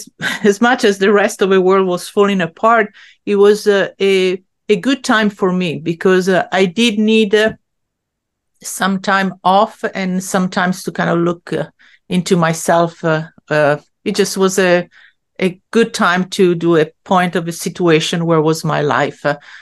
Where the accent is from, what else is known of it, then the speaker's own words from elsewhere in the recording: Italy; English is a second language; now in Long Island, United States; So, I grew up in Italy where like a woman still had to kind of like keep her place in a certain way.